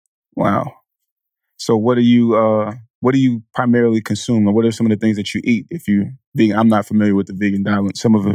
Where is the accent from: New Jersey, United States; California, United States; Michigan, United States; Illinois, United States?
California, United States; Vallejo; I'm from the Bay. I'm from Vallejo, man.